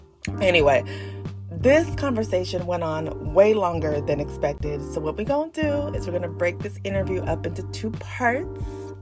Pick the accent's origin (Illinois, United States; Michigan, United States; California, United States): California, United States; I'm originally from the Bay, so that was definitely one of my favorites.